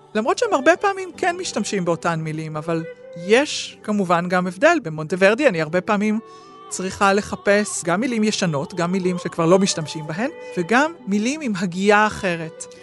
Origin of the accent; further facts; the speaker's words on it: Israel; אני ישראלית